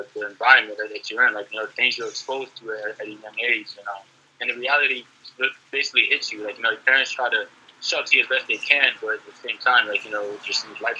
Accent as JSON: {"language": "English", "town": "New York City", "region": "New York", "country": "United States", "tie": "born or raised there", "moved": "yes", "lives_now": "San Diego, United States", "said": "I'm born and raised in New York City. Born in Brooklyn, raised in the Bronx most of my life."}